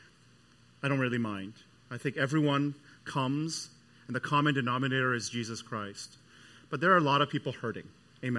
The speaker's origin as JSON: {"language": "English", "country": "Canada", "moved": "yes", "said": "I'm from Canada"}